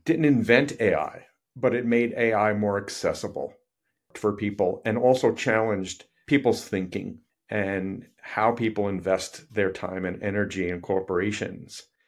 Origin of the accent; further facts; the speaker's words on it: New York City, New York, United States; I grew up in New York City